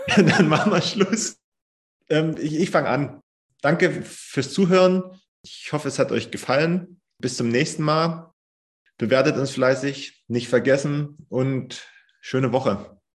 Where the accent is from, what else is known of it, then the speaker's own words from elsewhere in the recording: Germany; bei uns in Deutschland